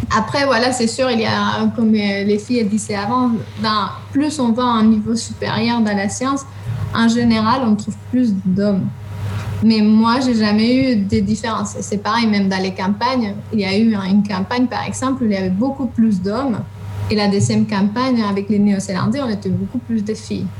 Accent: Spain; French is a second language; moved away as an adult; also born or lived in southern Spain / England; now in France; je suis espagnole

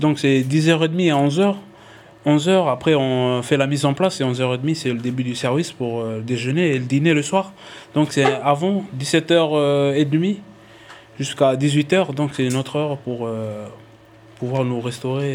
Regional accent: Tadine, Loyalty Islands Province, New Caledonia; je suis originaire de la tribu de Tadine.

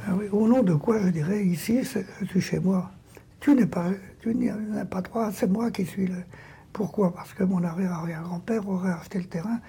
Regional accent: France; chez moi, en France

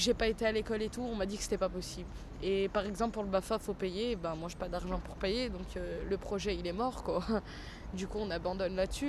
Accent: Vénissieux, Auvergne-Rhône-Alpes, France; also born or lived in Perrache, Lyon; now in Lyon, France; j'ai 17 ans et je suis de Vénissieux

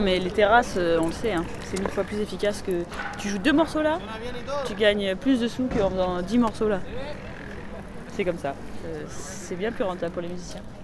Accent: France; je suis français

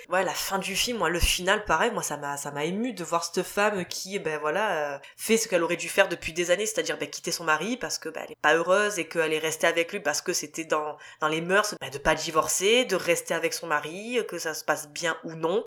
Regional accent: France; accent: French; avec mon accent français

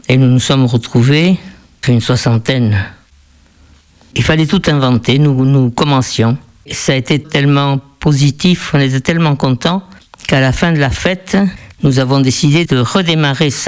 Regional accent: France; also born or lived in Argentina; Je suis née en Argentine. Mes parents étaient des Pays Basque français. Nous sommes euh, rentrés en France avec mes frères et sœurs. J'avais 10 ans quand je suis rentré.

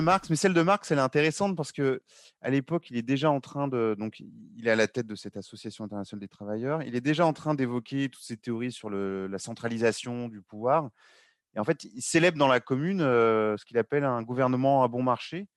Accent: Lyon, Auvergne-Rhône-Alpes, France; moi, je suis lyonnais

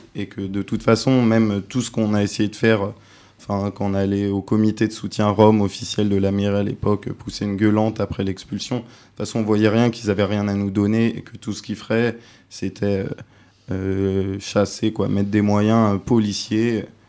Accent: France; je suis français

